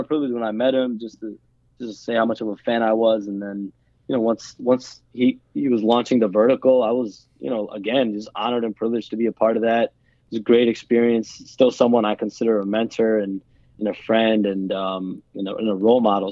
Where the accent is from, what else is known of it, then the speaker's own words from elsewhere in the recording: Skokie, Illinois, United States; also born or lived in Rogers Park, Chicago / Evanston / Wilmette; I was born in in Rogers Park in, in the Evanston area, and then moved to Skokie. Lived, lived in Skokie until my freshman year of high school, and I went to uh, went to Wilmette